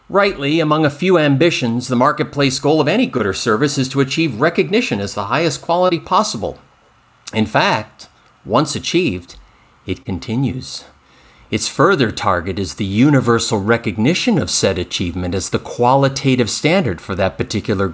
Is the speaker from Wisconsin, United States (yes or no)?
no; Finger Lakes, New York, United States; I grew up in the Finger Lakes